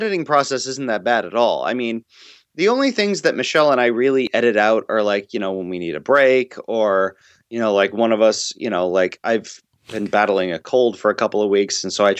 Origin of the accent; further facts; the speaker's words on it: Ireland; I mean, you know, I'm Irish, so I've been called, you know, a potato-sucking, ale-swilling soccer hooligan.